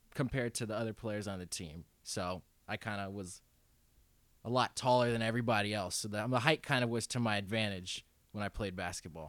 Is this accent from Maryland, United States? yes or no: yes; Silver Spring, Maryland, United States; I'm from Silver Spring, only Maryland, down yep. in Montgomery County